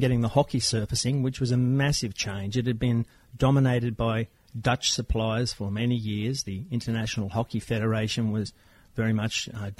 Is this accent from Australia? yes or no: yes; Wollongong, New South Wales, Australia; Growing up in Wollongong